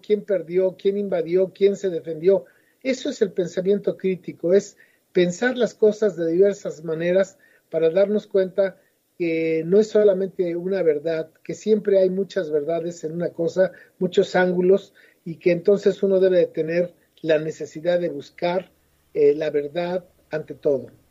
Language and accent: Spanish; Mexico City, Mexico; moved away as an adult; also born or lived in Madrid, Spain; now in Oaxaca, Mexico; yo nací en la Ciudad de México hace 67 años y hasta los 25 viví ahí